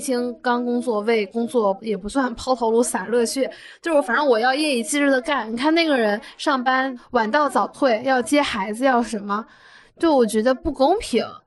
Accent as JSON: {"language": "Chinese", "region": "Northeast China", "country": "China", "said": "我们是东北人嘛"}